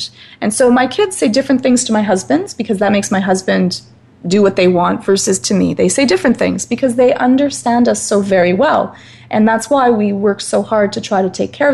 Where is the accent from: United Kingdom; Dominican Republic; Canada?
United Kingdom; Scotland; I'm Scottish, so relatively fiery in nature